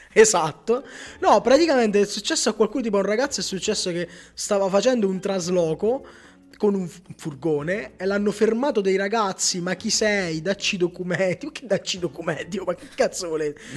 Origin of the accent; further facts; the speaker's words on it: Pellare, Campania, Italy; a Pellare, nel mio paese